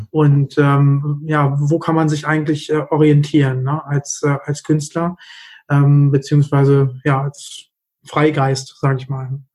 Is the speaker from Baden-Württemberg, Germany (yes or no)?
no; Hanover, Lower Saxony, Germany; komme aus Hannover